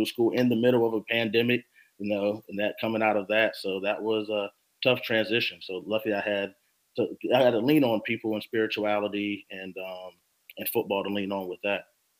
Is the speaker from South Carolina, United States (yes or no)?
yes; Rock Hill, South Carolina, United States; now in Charleston, United States; moving here to Charleston, spending my, I guess, emerging adult years and growing up in Rock Hill.